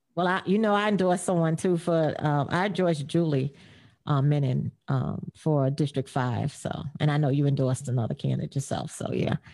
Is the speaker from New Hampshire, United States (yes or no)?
no; New York City, New York, United States; I grew up in McKinley houses in the Bronx